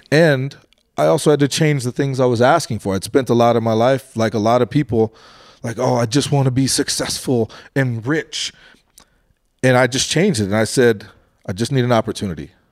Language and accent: English; Colorado, United States; I'm from Colorado.